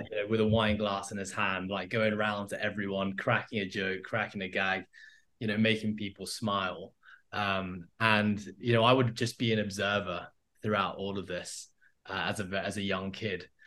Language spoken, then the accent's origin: English; Hong Kong; I grew up in Hong Kong, um, and that's where I am now. That's been home forever